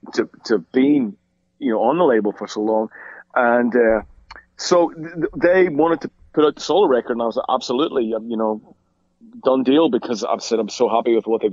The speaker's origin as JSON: {"language": "English", "country": "Ireland", "said": "I mean, it was really two bands for me, being Irish, and they were both Irish bands, you know, just because they belonged to us, you know."}